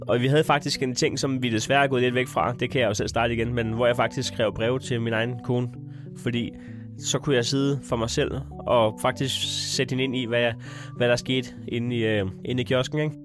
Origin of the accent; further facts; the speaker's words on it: Denmark; som dansker